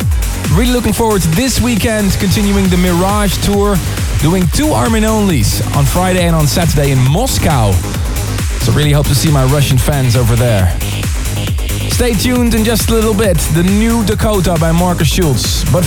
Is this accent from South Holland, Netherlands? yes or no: yes; Leiden, South Holland, Netherlands; in my hometown of Leiden